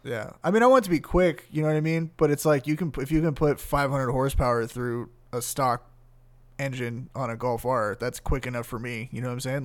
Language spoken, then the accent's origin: English; San Gabriel Valley, California, United States; I grew up in the San Gabriel Valley